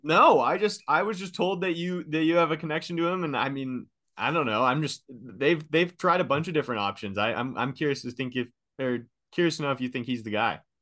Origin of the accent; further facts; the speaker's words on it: Seattle, Washington, United States; now in Boise, United States; I'm from Seattle area